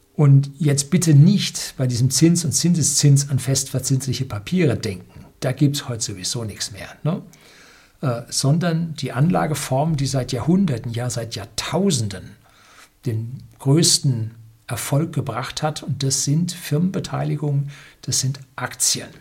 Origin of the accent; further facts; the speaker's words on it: Germany; bei uns in Deutschland